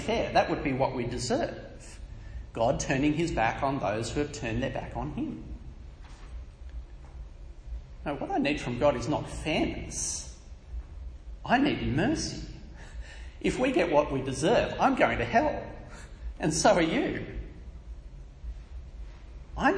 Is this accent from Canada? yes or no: no; Australia; I was born in Australia not because I wanted to be born here